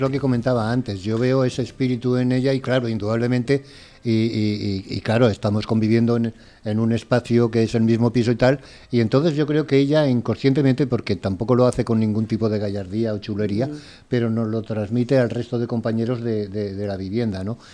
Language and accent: Spanish; Valencia, Valencian Community, Spain; sí soy valenciano también y nacido además en, en la capital